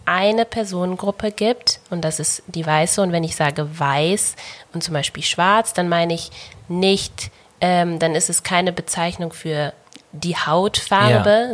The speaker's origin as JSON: {"language": "German", "region": "Bavaria", "country": "Germany", "tie": "born or raised there", "said": "ich bin in Bayern geboren und aufgewachsen"}